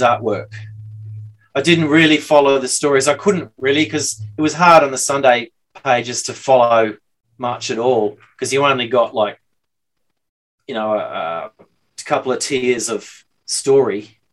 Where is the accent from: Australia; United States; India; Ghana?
Australia; Brisbane, Queensland; also born or lived in London; now in Sydney, Australia; I'm from Brisbane, just incidentally. I lived in Sydney for like 30 years